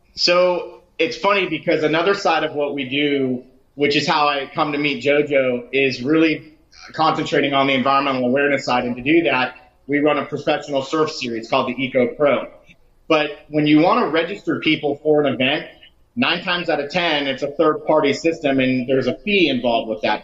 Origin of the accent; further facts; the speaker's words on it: Lake Worth, Florida, United States; My wife and I are both from the west side of Lake Worth. I grew up surfing in Palm Beach County from you know 11, 12 years old uh, all the way through to my 20s